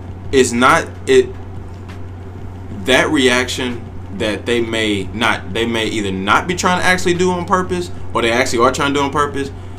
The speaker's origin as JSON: {"language": "English", "town": "St. Louis", "region": "Missouri", "country": "United States", "tie": "born or raised there", "said": "I grew up in St. Louis"}